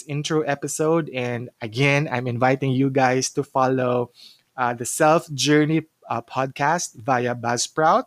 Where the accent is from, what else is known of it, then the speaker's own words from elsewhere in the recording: Cagayan de Oro, Northern Mindanao, Philippines; moved away as an adult; now in Cebu, Philippines; So originally, I'm from Cagayan de Oro, but I got relocated here in Cebu for more than 10 years now.